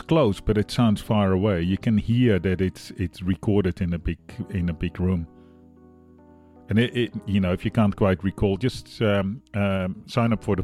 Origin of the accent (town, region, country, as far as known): Netherlands; now in Australia